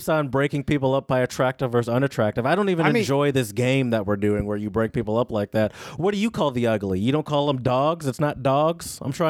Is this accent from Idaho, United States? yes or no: no; Michigan, United States; Granted, though, I grew up in Michigan. Like, my sort of late teen years were in Michigan as a car owner.